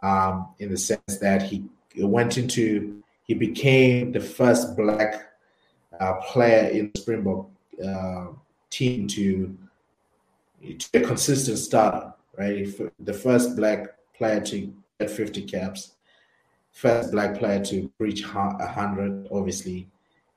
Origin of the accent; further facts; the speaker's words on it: Zimbabwe; So we grew up together in Zimbabwe